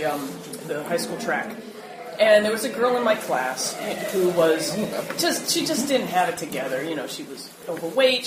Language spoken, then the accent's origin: English; Philadelphia, Pennsylvania, United States; I'm from Philly.